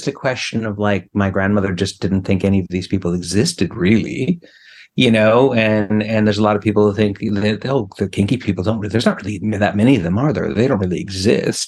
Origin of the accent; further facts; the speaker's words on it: British Columbia, Canada; now in Quebec, Canada; I grew up on the West Coast in BC, and I'm Canadian